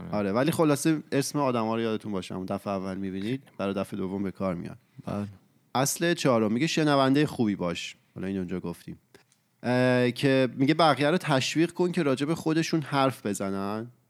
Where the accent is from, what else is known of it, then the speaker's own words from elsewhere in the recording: Iran; moved away as an adult; now in Canada; سه سال و نیمه پیش که من از ایران اومدم کانادا